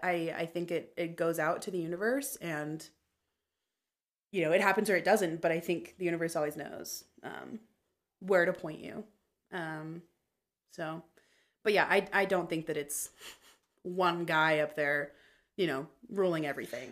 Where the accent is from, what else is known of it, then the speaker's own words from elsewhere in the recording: Meridian, Idaho, United States; also born or lived in Boise; I was in the same ward um, or, like, area from the time I was six until I was twelve